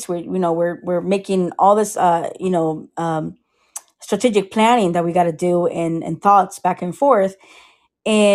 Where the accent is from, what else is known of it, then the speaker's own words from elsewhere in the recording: Costa Rica; now in Sarasota, United States; I am from Costa Rica